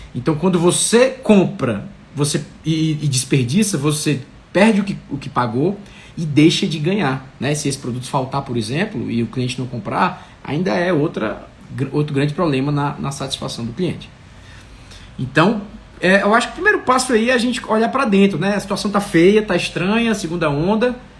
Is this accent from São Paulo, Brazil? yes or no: no; Fortaleza, Ceará, Brazil; Fortaleza, que é da minha terra